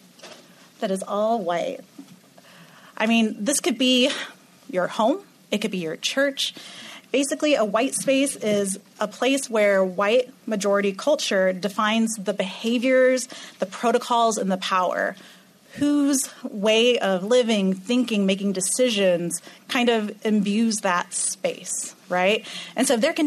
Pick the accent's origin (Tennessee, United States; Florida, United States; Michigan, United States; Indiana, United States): Florida, United States; Orlando; I'm from Orlando, Florida